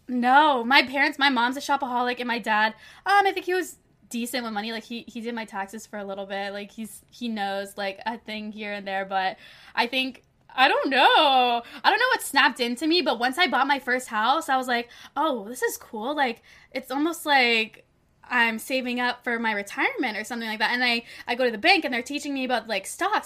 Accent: Toronto, Ontario, Canada; moved away as an adult; now in Los Angeles, United States; my hometown Toronto

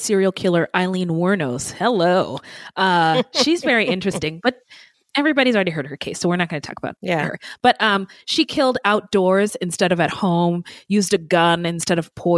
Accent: Bay Area, California, United States; also born or lived in Spokane, Washington; I'm from the Bay Area

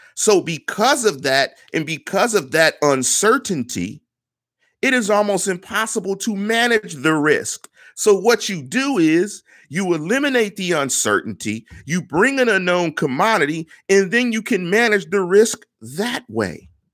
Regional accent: Pittsburgh, Pennsylvania, United States; I'm from Pittsburgh. I get it. I've lived under that pressure. I know what it feels like being from the north side

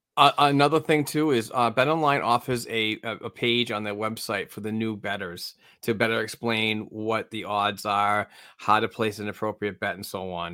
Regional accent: Amesbury, Massachusetts, United States; my hometown of Amesbury, Mass

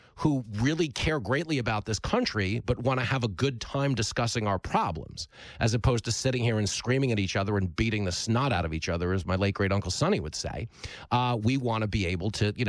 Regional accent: Levittown, New York, United States; all the ride or die people I grew up with in Levittown drinking on the bleachers and throwing up behind the deli

